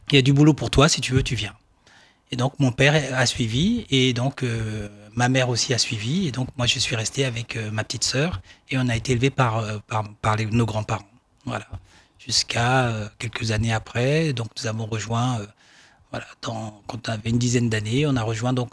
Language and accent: French; Aouniansou, Lacs District, Côte d’Ivoire; Voilà, donc je suis euh, d'Aouniansou. Aouniansou, c'est euh, une des 73 euh, localités que compose la ville de Dimokro, qui est au centre de la Côte d'Ivoire.